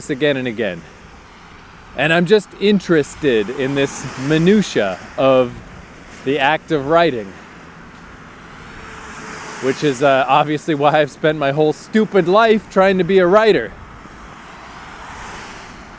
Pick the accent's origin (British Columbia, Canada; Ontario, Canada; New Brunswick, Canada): New Brunswick, Canada; Fredericton; my hometown of Fredericton.